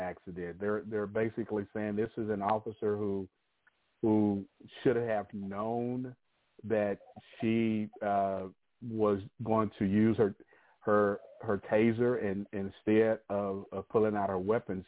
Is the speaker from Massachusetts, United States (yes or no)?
no; New Mexico, United States; my home state of New Mexico